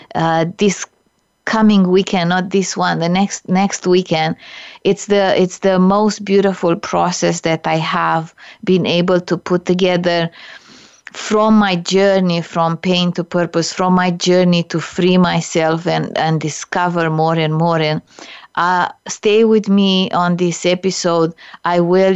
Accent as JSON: {"language": "English", "country": "Romania", "second_language": "English", "moved": "yes", "lives_now": "Canada", "said": "I immigrated to Canada from Romania, a communist country."}